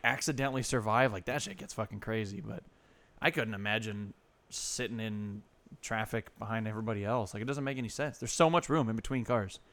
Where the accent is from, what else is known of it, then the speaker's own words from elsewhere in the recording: California, United States; I grew up here